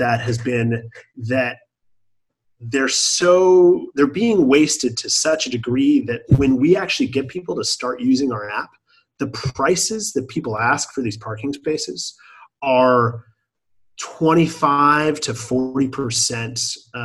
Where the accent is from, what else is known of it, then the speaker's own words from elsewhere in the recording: Bay Area, California, United States; as a 3-year-old growing up in the Bay Area